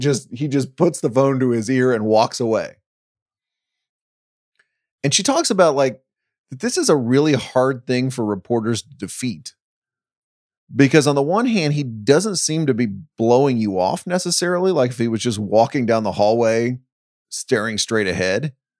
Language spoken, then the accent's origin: English; Dallas, Texas, United States; when I was growing up in Dallas-Fort Worth